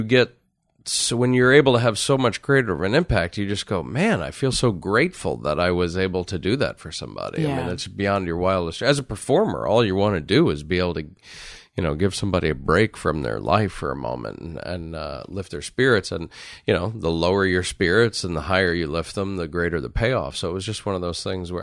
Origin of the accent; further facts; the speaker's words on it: Connecticut, United States; now in Los Angeles, United States; I grew up in Connecticut